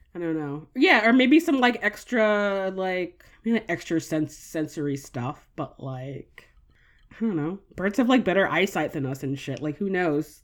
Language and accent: English; United States; I'm an American